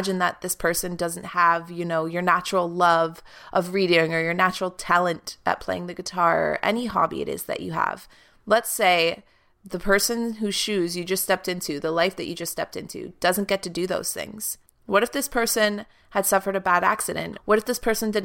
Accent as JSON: {"language": "English", "country": "Canada", "tie": "born or raised there", "moved": "yes", "lives_now": "Toronto, Canada", "said": "my hometown is a 2.5-hour drive from where I'm living right now in Toronto."}